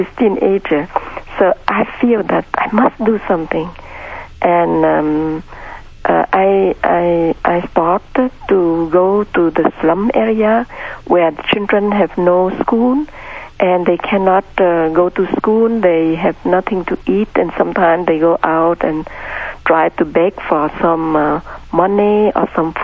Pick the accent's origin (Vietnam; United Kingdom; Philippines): Vietnam; moved away; I was born in Vietnam in a middle-class family.